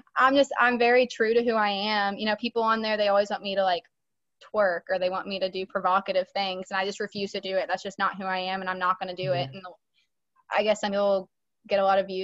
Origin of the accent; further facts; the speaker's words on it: West Virginia, United States; I'm from West Virginia